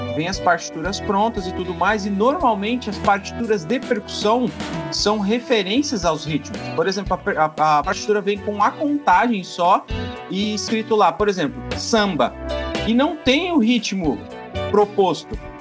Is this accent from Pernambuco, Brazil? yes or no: no; Peruíbe, São Paulo, Brazil; sou aqui da cidade de Peruíbe